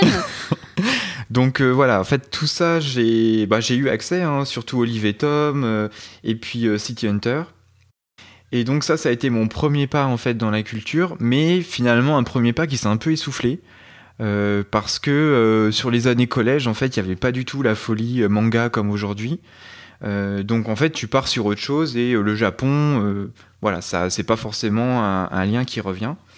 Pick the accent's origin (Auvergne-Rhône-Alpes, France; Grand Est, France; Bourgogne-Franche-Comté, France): Bourgogne-Franche-Comté, France; Burgundy; also born or lived in Dijon; je suis originaire de Bourgogne j'ai fait mes études à Dijon je me suis installé à Dijon